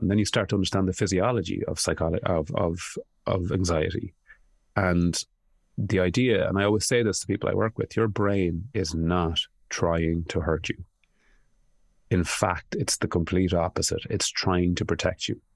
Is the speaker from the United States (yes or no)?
no; Ireland; I grew up in a country that I knew people were tortured and they weren't talking about it. Uh, Ireland